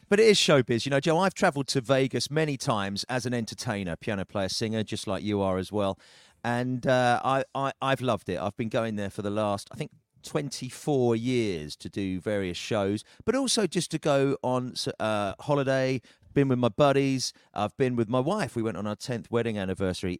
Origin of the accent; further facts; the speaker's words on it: United Kingdom; as a Brit